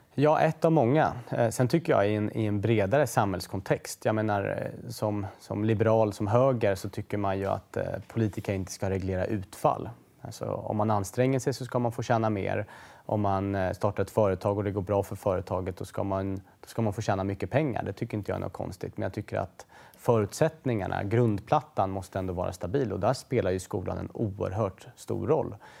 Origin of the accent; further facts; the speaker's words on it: Stockholm, Stockholm County, Sweden; Husby som är ju såklart ett bostadsområde norr om Stockholm där jag är född och växte upp kring Järvafältet